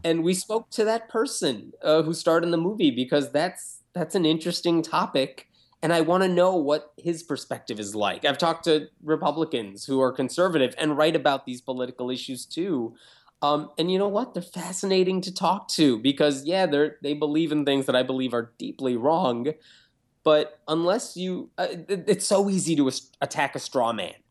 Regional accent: Chicago, Illinois, United States; also born or lived in Tennessee; I grew up in a suburb of Chicago, lived for a couple of years in Tennessee

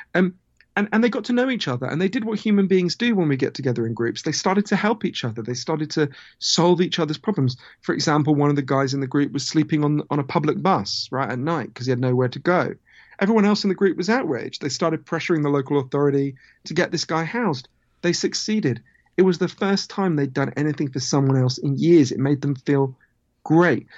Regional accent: United Kingdom; accent: Downton Abbey; also born or lived in United States; my weird downtown Abbey accent, I, I'm from Britain, although I spend a lot of time in the U S

